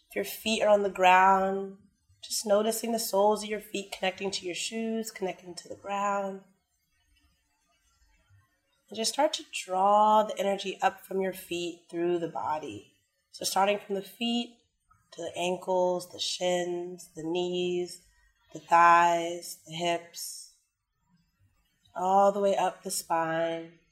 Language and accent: English; Washington, District of Columbia, United States; moved away as an adult; now in Thailand; I'm from Washington, D.C., and I've been living here for a year and seven months.